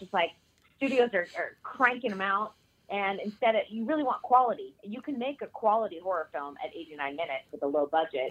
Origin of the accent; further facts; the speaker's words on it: New England, United States; I'm from New England and there's a lot of blue bloods and old money